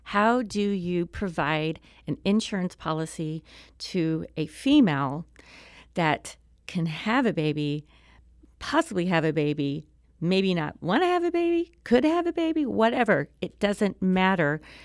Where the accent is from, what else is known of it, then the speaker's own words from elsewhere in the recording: Springfield, Missouri, United States; moved away as an adult; also born or lived in Harrison, Arkansas / Tulsa, Oklahoma; now in Maryland Heights, United States; that moved me to Springfield, Missouri. And, uh, I lived there, f, you know, through high school